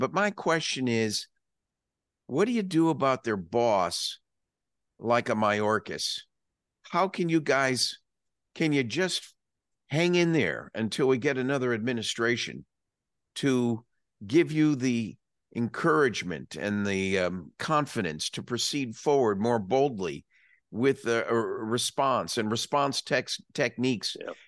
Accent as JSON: {"language": "English", "region": "Texas", "country": "United States", "said": "as a Texan"}